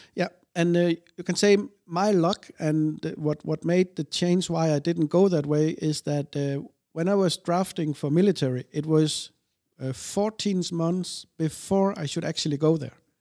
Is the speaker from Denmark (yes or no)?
yes; Denmark; also born or lived in Odense, Denmark; we moved to another place of Denmark in the south. And, um, I lived there my whole young life until I was eighteen, nineteen